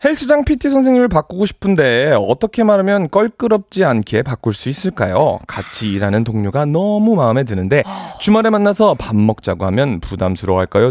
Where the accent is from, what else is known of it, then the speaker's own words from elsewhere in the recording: New York, United States; moved away as an adult; also born or lived in South Korea; 제가 10살 때 이민을 가서 24살 때까지 살았기 때문에